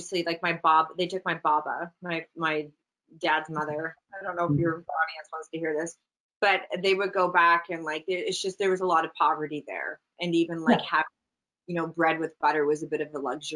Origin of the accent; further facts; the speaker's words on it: Alberta, Canada; moved away; when I'm back home in Alberta